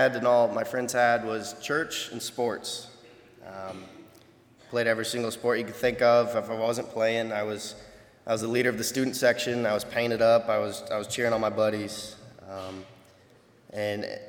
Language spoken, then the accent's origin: English; Berne, Indiana, United States; moved away as an adult; now in Goshen, United States; I'm from Bern, Indiana